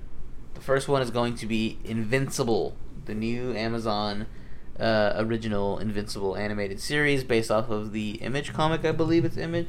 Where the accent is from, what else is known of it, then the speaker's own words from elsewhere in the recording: New York, United States; Fucking, I'm from New York here.